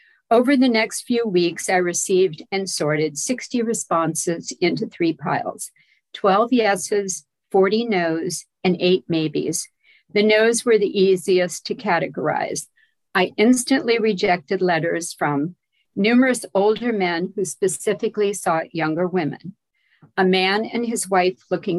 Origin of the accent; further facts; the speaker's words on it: Louisiana, United States; remember, I'm from Louisiana, and I was the daughter of a military officer.